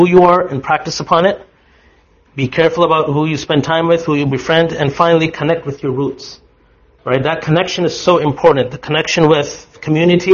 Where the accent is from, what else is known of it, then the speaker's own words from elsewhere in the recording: Canada; I am a Muslim, and I am a Canadian.